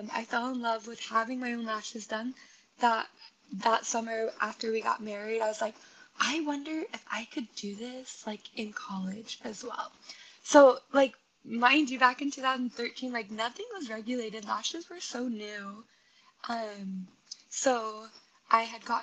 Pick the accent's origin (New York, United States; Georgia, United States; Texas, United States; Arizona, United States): Arizona, United States; Queen Creek; moved away as an adult; also born or lived in Alaska; I was born and raised in Arizona, in Queen Creek